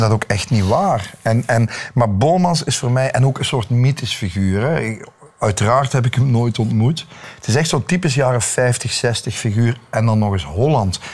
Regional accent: Belgium

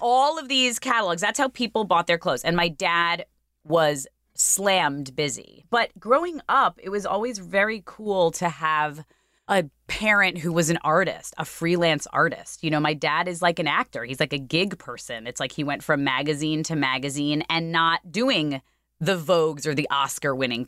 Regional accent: New York City, New York, United States; also born or lived in Port Washington, Long Island; I grew up in Ozone Park till I was about mm, seven or eight

